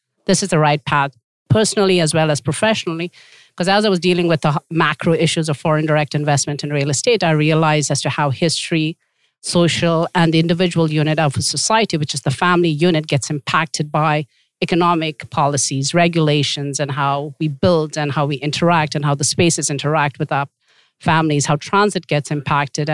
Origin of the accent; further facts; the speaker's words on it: India; moved away as an adult; also born or lived in Tibet; now in Canada; I am a Tibetan and I was born in India because my parents had fled Tibet at that time